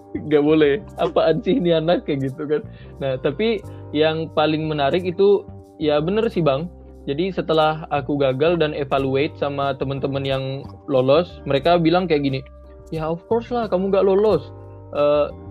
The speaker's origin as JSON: {"language": "Indonesian", "town": "Pontianak", "region": "West Kalimantan", "country": "Indonesia", "said": "orang kita, orang Pontianak atau orang Indonesia"}